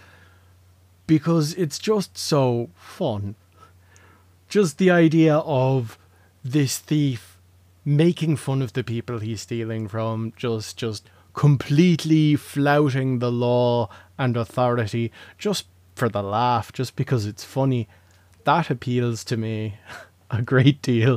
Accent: Leinster, Ireland; moved away as an adult; also born or lived in Dublin / Drogheda; I was born in Dublin. I lived there for the first 6 years of my life before moving to Laois

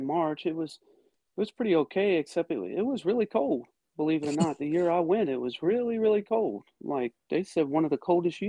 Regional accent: New Orleans, Louisiana, United States; now in Georgia, United States; I'm from New Orleans, Louisiana, currently in Georgia right now. I am a retired military after 21 years.

